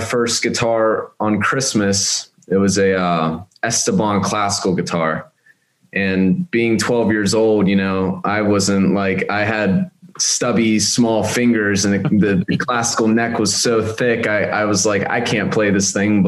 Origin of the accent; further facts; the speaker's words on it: Westmoreland County, Pennsylvania, United States; also born or lived in North Carolina; I grew up in Westmoreland County. I was born here